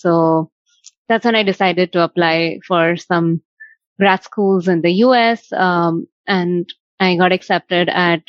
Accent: Mumbai, Maharashtra, India; moved away as an adult; now in United States; I am originally from Mumbai, India, like Maria said. I graduated with a degree in information technology back in Mumbai.

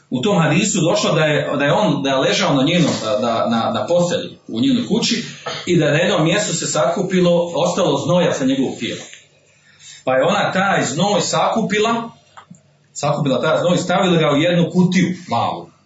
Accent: Bosnia & Herzegovina; kod nas u Bosni ovdje, kod Tuzga

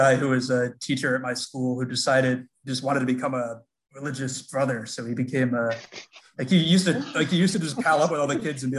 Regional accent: Long Island, New York, United States; moved away as an adult; now in Boston, United States; I live in Boston. I go to school in Boston, but I'm from Long Island.

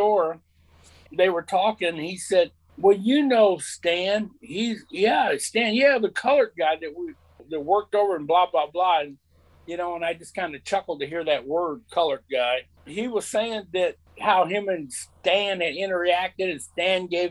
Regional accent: Lafayette, United States; growing up in Lafayette

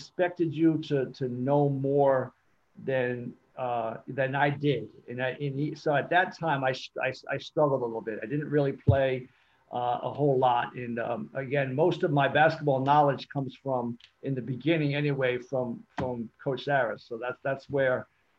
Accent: Newport, Rhode Island, United States; also born or lived in Cape Cod, Massachusetts / Middletown, Rhode Island; I grew up in Newport until about fourth or fifth grade. Moved to Cape Cod

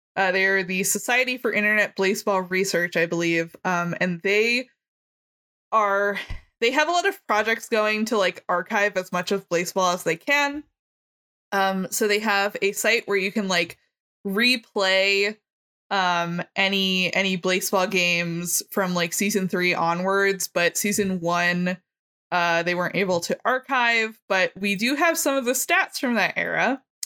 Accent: Maryland, United States; I am from Maryland. I live in Baltimore County.

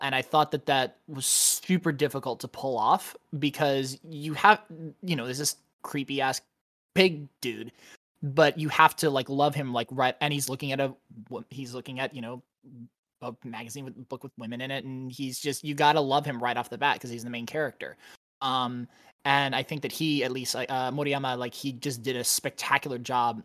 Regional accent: United States; as an American

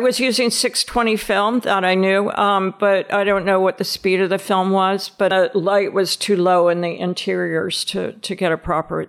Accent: Nashville, Tennessee, United States; also born or lived in Long Island / Delaware; I was born on Long Island. We didn't stay there very long, only a couple of years. And then my father worked for DuPont. So we moved to Delaware. And we lived in Delaware for about 8 or 9 years. Then we moved to Nashville.

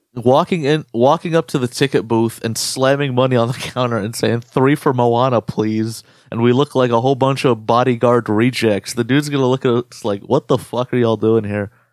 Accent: United States; our experience being Arab American

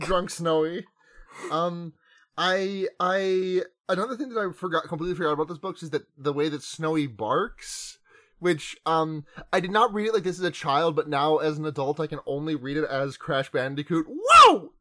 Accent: US East Coast, United States; accent: American; also born or lived in California; I was born out in California, and my family moved out here to the other coast when I was about uh, five or six.

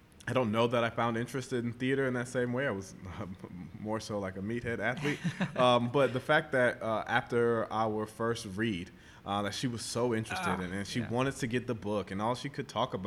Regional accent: Florida, United States; moved away as an adult; also born or lived in U.S. Virgin Islands / Minneapolis; now in Atlanta, United States; I'm from the Virgin Islands, but I was raised in Florida

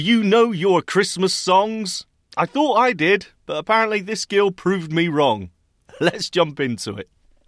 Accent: Manchester, North West England, United Kingdom

